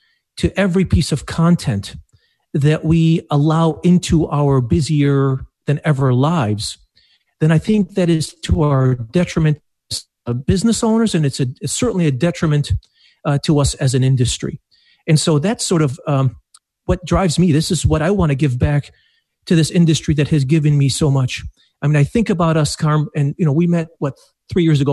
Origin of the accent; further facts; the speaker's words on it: Iraq; also born or lived in Detroit, Michigan; now in Madison Heights, Michigan, United States; I'm of Arabic heritage, so I was born in Iraq